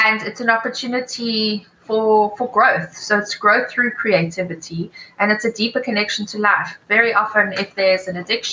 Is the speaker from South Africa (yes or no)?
yes; Johannesburg, Gauteng, South Africa; moved away as an adult; also born or lived in United Kingdom; now in Cape Town, South Africa; I'm originally from Joburg